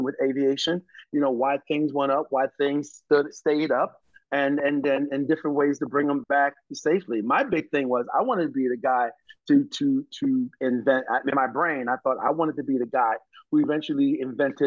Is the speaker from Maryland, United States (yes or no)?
yes; Baltimore, Maryland, United States; when I was a kid, growing up in Baltimore